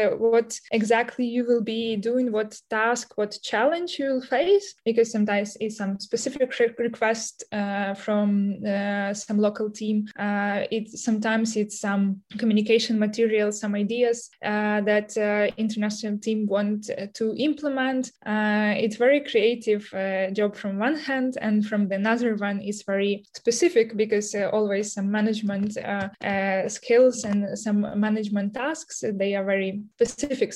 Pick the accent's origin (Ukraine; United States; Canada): Ukraine; I'm from Ukraine